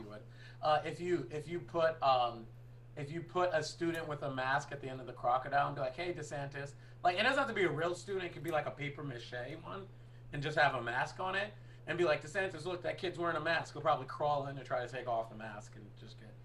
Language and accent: English; Boston, Massachusetts, United States; moved away; also born or lived in New York; I'm a Bostonian and a New Yorker